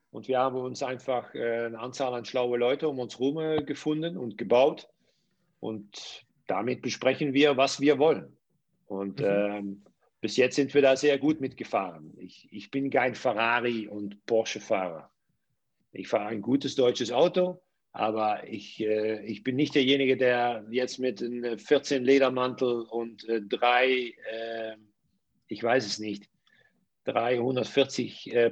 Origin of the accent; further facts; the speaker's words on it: Netherlands; German is a second language; ich komme ja aus den Niederlanden. In die höchste Liga bei uns es sind drei Vereine, die sehr gut bis gut bezahlen.